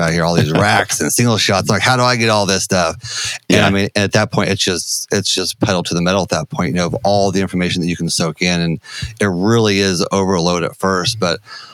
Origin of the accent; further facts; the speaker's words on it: Missouri, United States; So I grew up here in the Midwest, in Missouri.